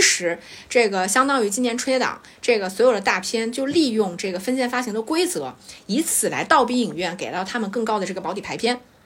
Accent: China; 我们中国人脑子太灵活了

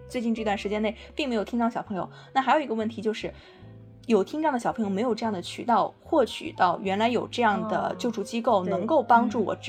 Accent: Hebei, China; moved away as an adult; also born or lived in Jiangsu; 我家是河北的，上学在江苏

